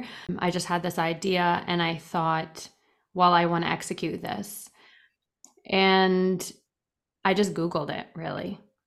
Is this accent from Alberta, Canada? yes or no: no; Toronto, Ontario, Canada; also born or lived in England; Yep, I was. Toronto.